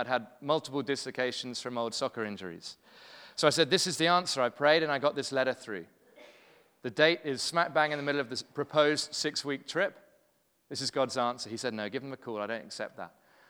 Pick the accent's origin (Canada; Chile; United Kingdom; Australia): United Kingdom; London; now in Cape Town, South Africa; Really happy to be here. I'm from London originally, but have been in Cape Town for the last almost 8 years.